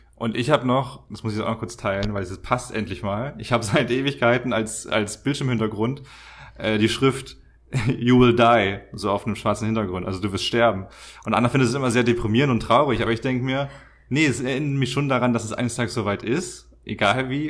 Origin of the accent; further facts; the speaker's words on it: Germany; moved away; Wir sind eh schon sehr privilegiert als Deutsche